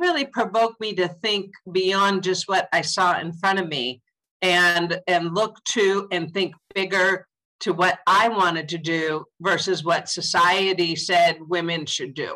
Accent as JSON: {"language": "English", "region": "Southern California", "country": "United States", "tie": "born or raised there", "said": "I'm a California born and raised girl. I grew up in Southern California"}